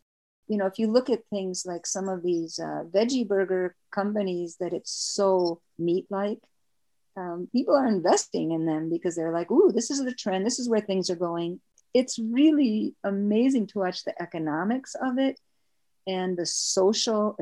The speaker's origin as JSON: {"language": "English", "region": "Wisconsin", "country": "United States", "tie": "born or raised there", "said": "I was born in Wisconsin."}